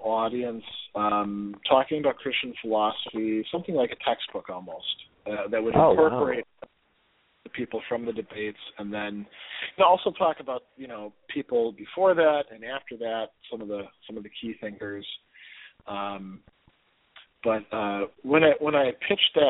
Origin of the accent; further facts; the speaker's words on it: Milwaukee, Wisconsin, United States; now in Hudson Valley, New York, United States; moving back to Milwaukee, which is our hometown